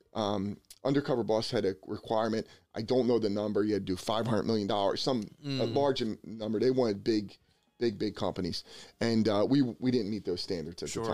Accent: Bensalem, Pennsylvania, United States; now in New Jersey, United States; I grew up in Ben Salem

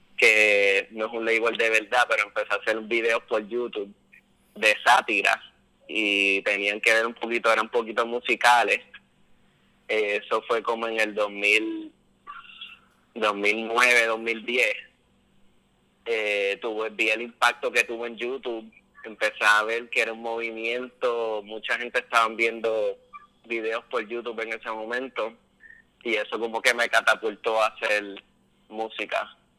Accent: Trujillo Alto, Puerto Rico; yo me crié en Trujillo Alto, en Encantada

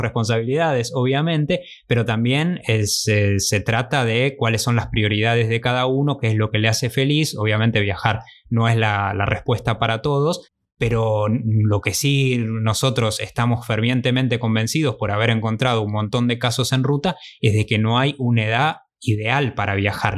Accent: Argentina; moved away as an adult; nos fuimos por mucho tiempo de Argentina

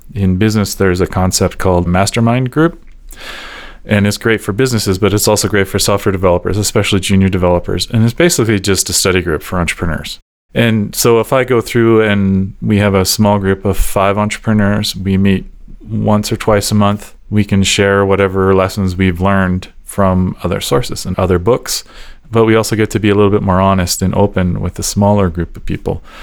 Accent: Calgary, Alberta, Canada; I was born and raised here in Calgary.

